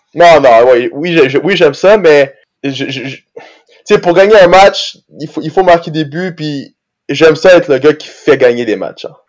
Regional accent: Brazil; moved away; quand j'étais jeune, j'habitais au Brésil

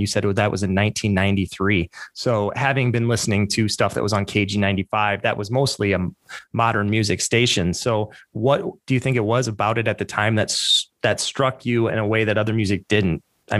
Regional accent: Iowa, United States; moved away; the cultural isolation I felt like I grew up in back in Iowa in the late 80s and early 90s

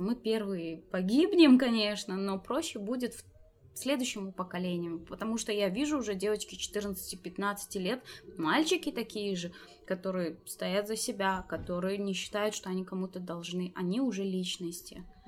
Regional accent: Tajikistan; Я таджичка. Я здесь родилась

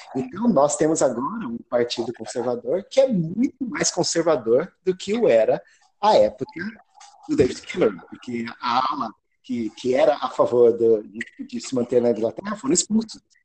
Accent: Brazil; moved away as an adult; now in England, United Kingdom; eu nasci aí no Brasil, estudei História na USP, na gloriosa turma de 98

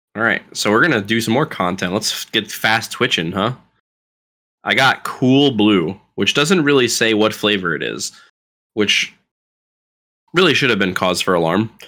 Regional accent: Florida, United States; I was taught to talk this way 'cause I'm from Florida

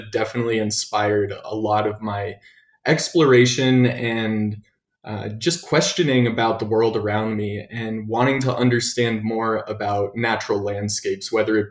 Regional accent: Broomfield, Colorado, United States; I actually grew up in Broomfield, Colorado, which is kind of in between Boulder and Denver

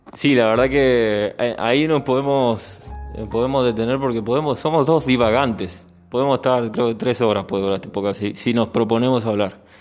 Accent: Argentina; moved away; yo al ser argentino siempre tengo el punto de comparación con mi país

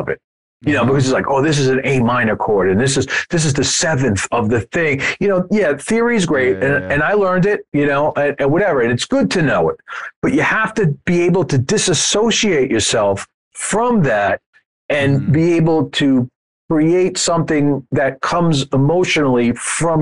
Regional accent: United States; being an American

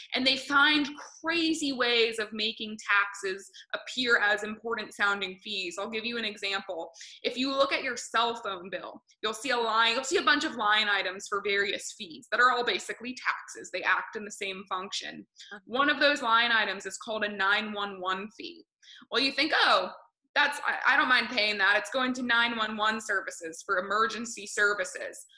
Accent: Grantham, New Hampshire, United States; I grew up in New Hampshire, just north of where you are

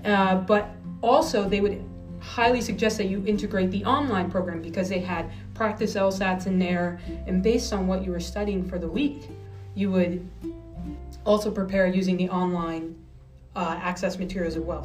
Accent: New Jersey, United States; also born or lived in New Hampshire; I'm originally from New Jersey.

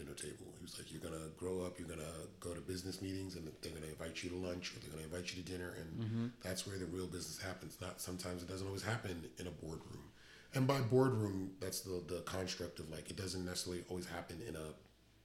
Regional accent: New York, United States; now in Dallas-Fort Worth, United States; we're both from New York

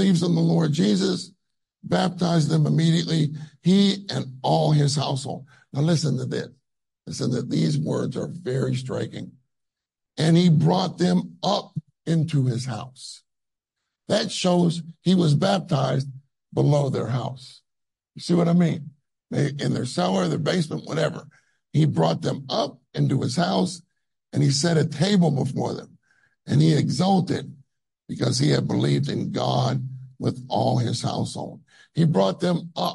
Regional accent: United States; I'm from America

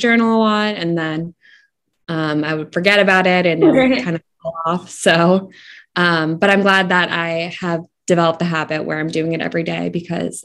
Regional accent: Massachusetts, United States; I am from Massachusetts in the United States

